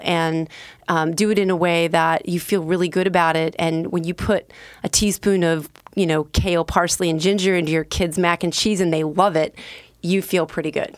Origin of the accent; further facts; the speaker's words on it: Bend, Oregon, United States; moved away as an adult; also born or lived in Southern California / New York / New Jersey / Rhode Island; now in Portland, United States; I was born in Southern California and raised in Bend